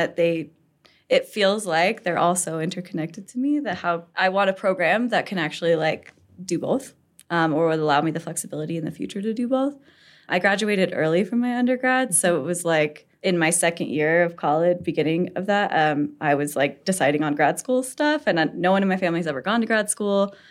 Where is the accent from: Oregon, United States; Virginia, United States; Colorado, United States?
Colorado, United States; Castle Rock; also born or lived in Larkspur, Colorado / Sedalia, Colorado; I've lived in De, like, uh, Colorado my whole life. I grew up in Casa Rock and, like, Larkspur, Sedalia kind of area.